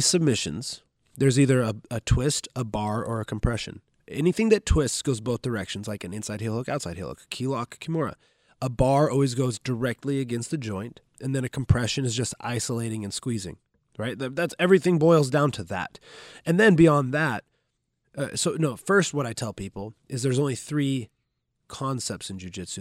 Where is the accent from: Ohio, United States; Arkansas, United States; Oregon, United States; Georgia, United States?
Oregon, United States; Grants Pass; now in Bellevue, United States; I'm from Grants Pass, Oregon. It's a, it's a small town in, in Southern Oregon